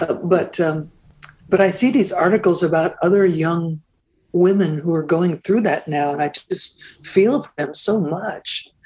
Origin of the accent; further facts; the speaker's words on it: Seattle, Washington, United States; moved away as an adult; also born or lived in Vancouver, Canada; I'm from Seattle